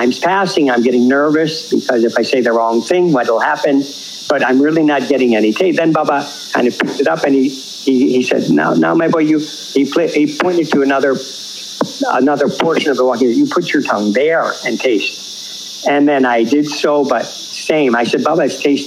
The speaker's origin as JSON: {"language": "English", "country": "Canada", "first_language": "English", "moved": "as an adult", "said": "I went home. And when I went home for some legal work in Canada"}